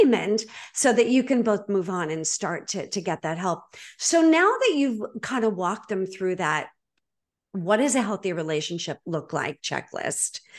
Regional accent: Boston, Massachusetts, United States; I'm from Boston

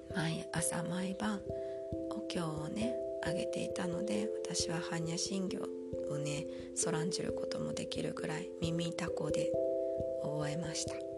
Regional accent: Japan; now in Germany; 私もあの小さい頃いつも読んだりテレビで見たりしてました日本昔話

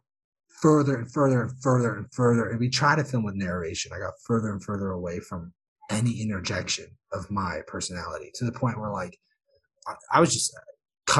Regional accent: United States; I'm American

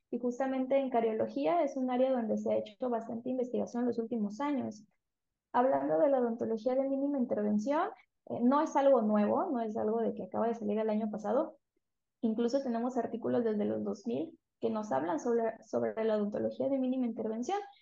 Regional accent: San Juan Bautista Tuxtepec, Oaxaca, Mexico; also born or lived in Veracruz / Puebla; Yo soy de Tuxtepec, que es un municipio que se encuentra en el estado de Oaxaca, soy oaxaqueña

